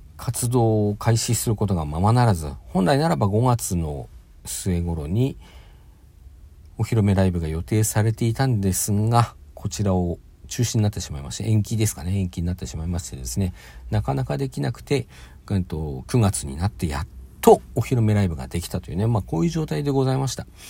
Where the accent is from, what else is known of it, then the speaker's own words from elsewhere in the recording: Hokkaido, Japan; 私北海道出身なんで